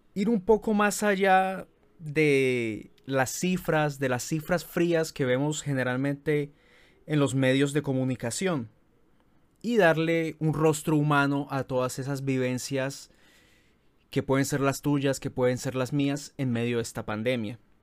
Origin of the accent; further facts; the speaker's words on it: Colombia; aquí en nuestro país